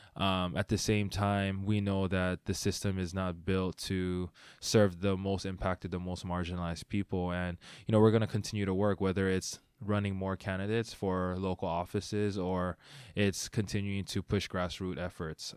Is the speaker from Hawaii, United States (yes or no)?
yes; Honolulu, Hawaii, United States; moved away as an adult; now in Seattle, United States; I grew up in Hawaii